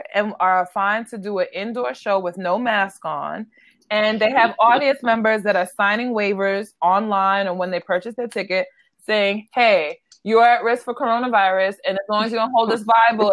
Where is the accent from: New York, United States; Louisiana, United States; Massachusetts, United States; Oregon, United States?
New York, United States; New York City; I'm from Brooklyn